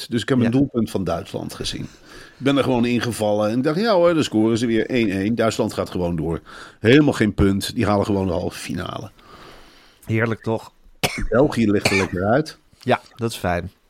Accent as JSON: {"language": "Dutch", "town": "Arnhem", "region": "Gelderland", "country": "Netherlands", "tie": "born or raised there", "moved": "yes", "said": "1968 geboren in Velp."}